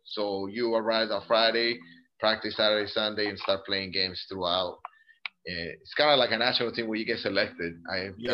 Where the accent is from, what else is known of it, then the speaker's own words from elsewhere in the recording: Colombia; also born or lived in Greenville, South Carolina; now in Italy; I grew up in Colombia